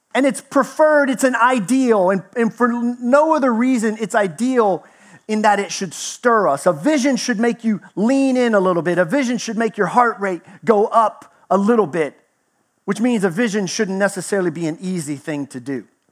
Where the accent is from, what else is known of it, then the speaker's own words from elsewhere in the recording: Texas, United States; moved away; I grew up in Texas, spent 20, year 20 years there, so I almost made native status.